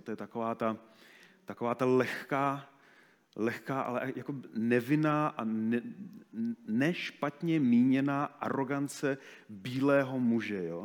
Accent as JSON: {"language": "Czech", "region": "Moravia", "country": "Czechia", "also_born_or_lived": "Africa", "moved": "yes", "said": "u nás na Moravě"}